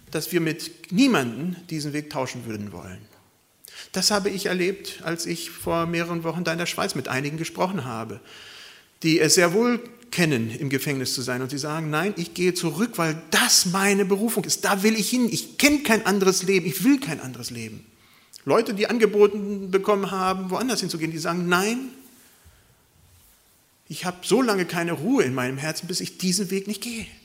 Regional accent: Germany; und das erfahren wir als Deutsche vielleicht ganz wenig

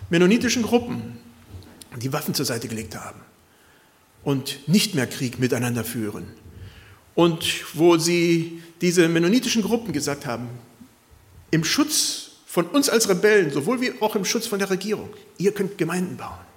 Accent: Costa Rica; es hat mich gewundert von Leuten, die ich als Kind in Costa Rica kannte

